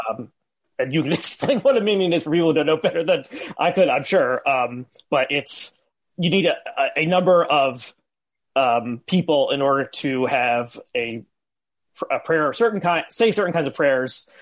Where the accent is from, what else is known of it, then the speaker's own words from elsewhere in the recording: northern New Jersey, United States; So I went to uh, public school, but a like Hebrew after school three times a week in a uh, conservative congregation in northern New Jersey.